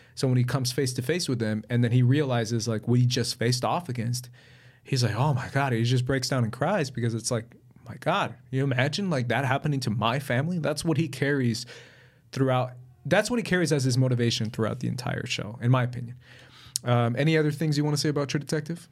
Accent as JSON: {"language": "English", "country": "Colombia", "said": "I'm from Colombia, so I've dealt with La Guerrilla."}